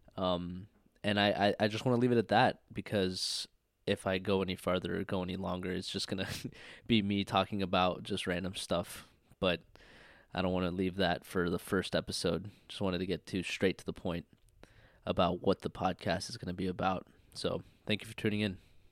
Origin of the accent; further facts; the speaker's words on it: Redmond, Washington, United States; moved away as an adult; I'm from Redmond, Washington, born and raised